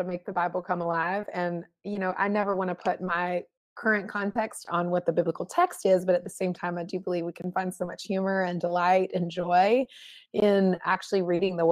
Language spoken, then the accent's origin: English; North Carolina, United States; moved away as an adult; also born or lived in Los Angeles / Manhattan; now in New York City, United States; I was born and raised in North Carolina, and then I moved to Los Angeles when I was 21 years old